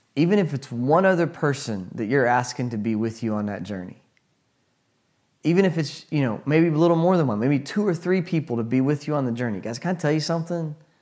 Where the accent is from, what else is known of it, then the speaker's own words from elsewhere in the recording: United States; as an American